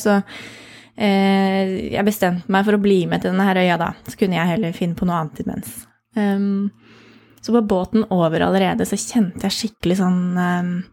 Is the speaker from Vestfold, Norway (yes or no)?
yes; Andebu, Vestfold, Norway; also born or lived in Lillesand / Caribbean island / Nøtterøy; now in Tønsberg, Norway; Jeg kommer fra Andebu, så jeg bor jo nesten hjemme